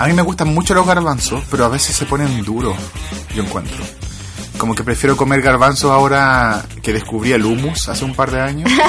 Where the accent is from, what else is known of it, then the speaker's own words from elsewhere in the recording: Chile; accent: Chilean; also born or lived in England; now in United Kingdom; tratando de esconder lo chileno